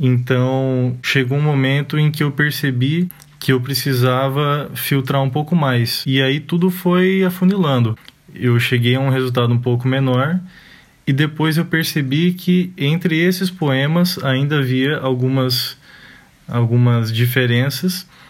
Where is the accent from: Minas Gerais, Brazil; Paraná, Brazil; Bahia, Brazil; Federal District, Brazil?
Paraná, Brazil; Arapongas; Arapongas, que é minha cidade natal e atual